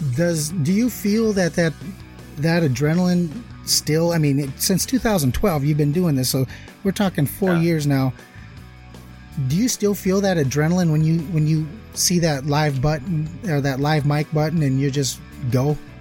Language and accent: English; Minnesota, United States; moved away; I'm from the Midwest, I'm from Minnesota originally